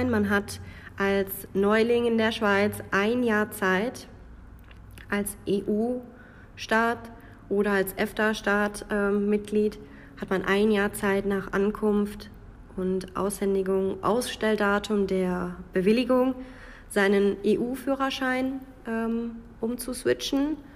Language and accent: German; North Rhine-Westphalia, Germany; Man hört, dass ich nicht aus dem Grenzbereich komme. Ich komme aus dem Münsterland. Das hört man mir, an meinem Dialekt und an meiner Aussprache.